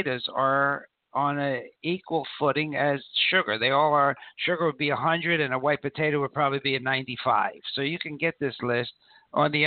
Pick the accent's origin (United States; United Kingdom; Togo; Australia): United States; Philadelphia, Pennsylvania; We grew up together in Philly